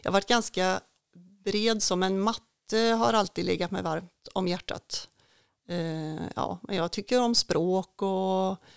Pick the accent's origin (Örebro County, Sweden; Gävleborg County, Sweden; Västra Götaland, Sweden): Västra Götaland, Sweden; Tidaholm; Tidaholm är ju en trygg stad, en liten stad att växa upp i. Vi bodde i, ja, med mina föräldrar och vi flyttade, bodde i några olika hus här i Tidaholm